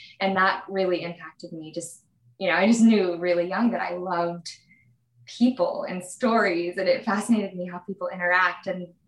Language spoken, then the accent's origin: English; Salt Lake City, Utah, United States; born there; So I was actually born in Salt Lake City and I didn't grow up there.